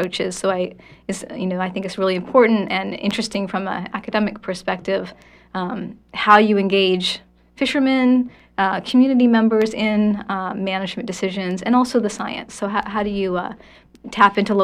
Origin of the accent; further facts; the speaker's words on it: Maine, United States; I grew up in Maine, like you said, on the coast of Maine, from fishing community